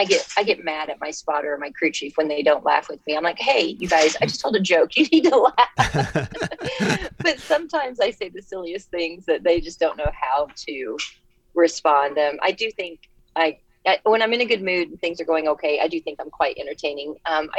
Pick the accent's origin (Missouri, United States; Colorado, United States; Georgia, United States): Missouri, United States; Kansas City; I'm from Kansas City, born and raised, and I still have a house there.